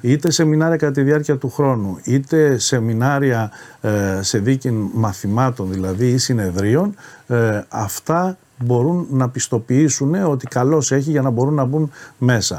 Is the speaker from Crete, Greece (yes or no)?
no; Nea Smyrni, Attica, Greece; Στη Νέα Σμύρνη τέλειωσα το σχολείο μου. Νεοσμυρνιώτη είμαι κατά βάση το σχολείο